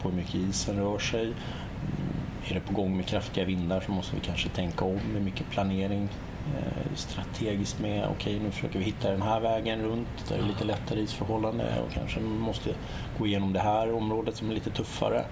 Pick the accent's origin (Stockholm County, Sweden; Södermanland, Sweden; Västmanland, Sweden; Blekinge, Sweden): Stockholm County, Sweden; Stockholm; also born or lived in Kalmar; hemma i Stockholm